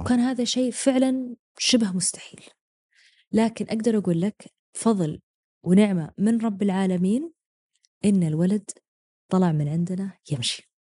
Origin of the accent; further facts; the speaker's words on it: Eastern Province, Saudi Arabia; moved away as an adult; انا من الشرقيه واجي يعني انا لا يزالون اهلي بالشرقيه